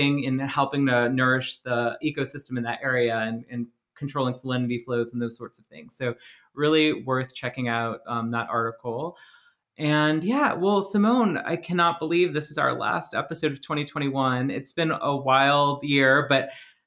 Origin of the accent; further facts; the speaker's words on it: Braithwaite, Louisiana, United States; growing up in Braithwaite, there were a lot of four wheelers and three wheelers and go karts